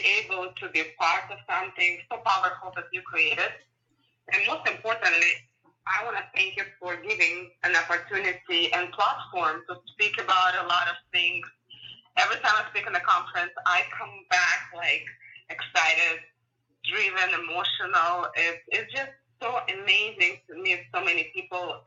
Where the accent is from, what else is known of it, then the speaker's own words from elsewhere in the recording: Ukraine; English is a second language; moved away as an adult; also born or lived in San Francisco, United States; now in United States; I'm born and raised in Ukraine and went to high school there